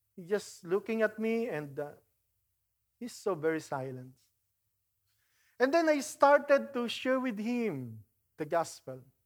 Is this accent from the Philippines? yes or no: yes; Philippines; moved away; I grew up in the Philippines